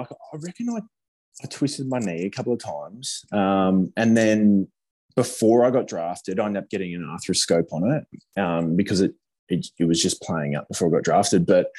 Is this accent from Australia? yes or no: yes; Gold Coast, Queensland, Australia; I grew up in Queensland